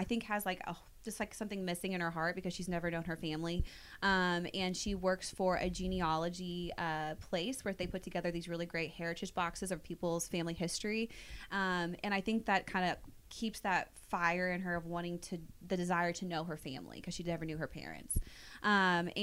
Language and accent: English; Kansas City, Missouri, United States; also born or lived in St. Joseph, Missouri; I was born actually in St. Joe, but then ever since I was about a year old, I've lived in KC.